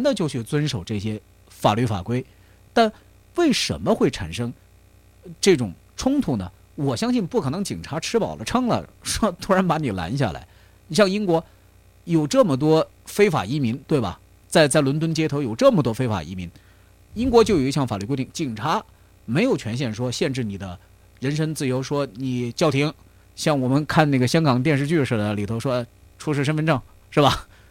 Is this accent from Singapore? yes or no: no; China; now in United Kingdom; 我们中国人